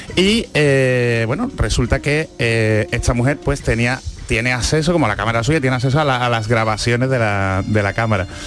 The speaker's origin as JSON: {"language": "Spanish", "region": "Andalusia", "country": "Spain", "accent": "Andalusian", "said": "yo que he sido un, andaluz"}